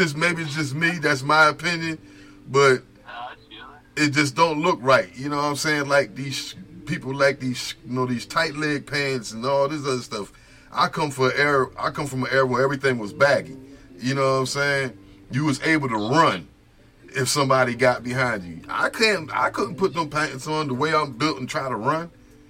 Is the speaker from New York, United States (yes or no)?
no; New Jersey, United States; moved away; I'm originally from Jersey.